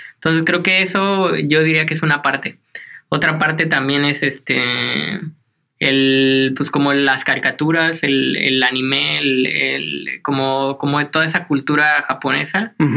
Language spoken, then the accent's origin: Spanish; Hidalgo, Mexico; also born or lived in Veracruz; nací en Veracruz, en el, como en la costa del Golfo. Pero bueno, realmente me crié en el estado de Hidalgo